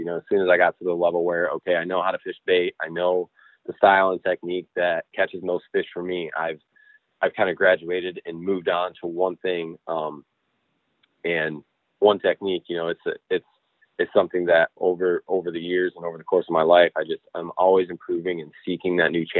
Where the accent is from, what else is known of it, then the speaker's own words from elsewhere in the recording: Newaygo, Michigan, United States; I grew up on the Muskegon River in the Newaygo area, always fishing.